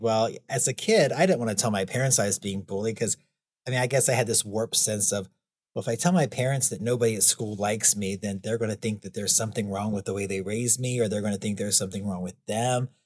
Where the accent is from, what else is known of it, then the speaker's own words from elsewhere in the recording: United States; I was from the United States. I had never been out of the United States by that point